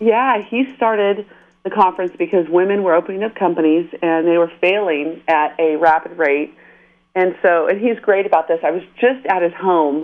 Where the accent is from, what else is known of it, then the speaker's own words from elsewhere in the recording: San Diego, California, United States; also born or lived in Panorama City, Los Angeles / Woodland Hills; So I'm a native Southern Californian. I was uh, born and raised in Southern California